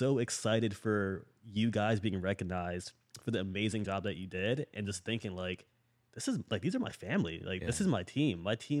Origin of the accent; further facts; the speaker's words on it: Lutz, Florida, United States; I grew up in Lutz too.